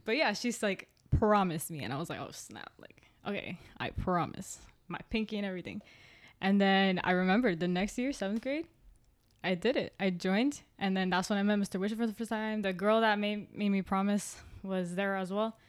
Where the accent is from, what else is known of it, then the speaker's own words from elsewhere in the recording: Miami, Florida, United States; We grew up in the city, city